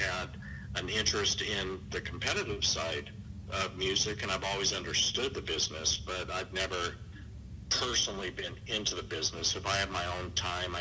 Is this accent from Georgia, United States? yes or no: no; Elko, Nevada, United States; now in Phoenix, United States; growing up in a small town of Elko